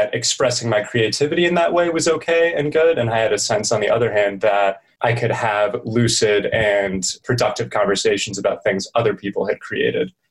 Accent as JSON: {"language": "English", "region": "New Mexico", "country": "United States", "tie": "born or raised there", "also_born_or_lived": "California / Colorado", "said": "grew up in California, transitioned to New Mexico, spent a lot of time in the Southwest since then"}